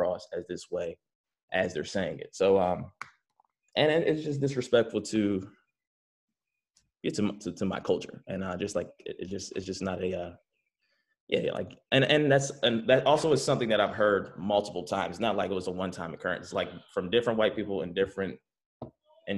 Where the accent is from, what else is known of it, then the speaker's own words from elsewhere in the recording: Philadelphia, Pennsylvania, United States; moved away as an adult; also born or lived in Cheltenham, Pennsylvania; now in Los Angeles, United States; I grew up in Philly. I lived in Allegheny first, and then I moved to Cheltenham